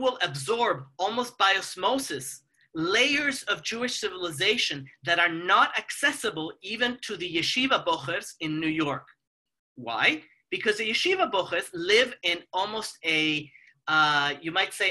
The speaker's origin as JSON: {"language": "English", "country": "Mexico", "moved": "yes", "said": "I come from Mexico"}